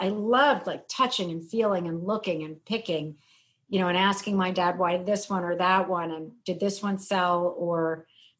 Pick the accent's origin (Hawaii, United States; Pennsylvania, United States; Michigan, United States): Pennsylvania, United States; outside of Philadelphia; I grew up outside of Philadelphia.